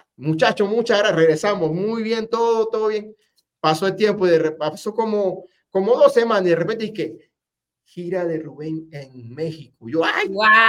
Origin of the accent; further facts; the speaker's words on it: Penonomé, Coclé, Panama; also born or lived in Spain; en Penomé de donde yo nací